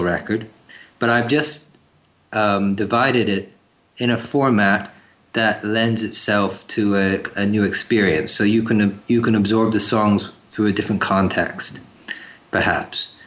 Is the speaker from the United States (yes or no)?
no; Ontario, Canada; also born or lived in England; this is where I've grown up. You know, this is my land. This is where I've spent most of my life